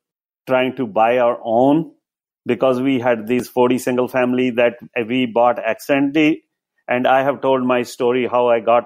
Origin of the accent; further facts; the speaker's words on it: India; moved away as an adult; now in United States; I came from India in 2000 as a Microsoft certified system engineer.